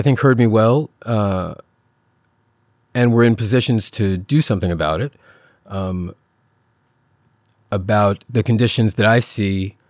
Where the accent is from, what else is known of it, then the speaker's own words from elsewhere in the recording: Richmond, Virginia, United States; also born or lived in Portland, Oregon; now in Eugene, United States; I'm from Richmond, Virginia, but now I live in Eugene, Oregon.